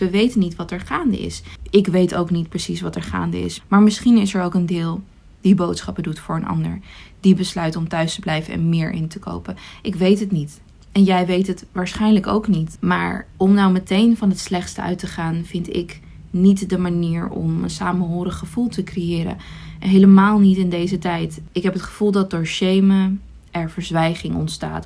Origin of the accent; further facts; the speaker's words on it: Iran; now in Netherlands; geboren in Iran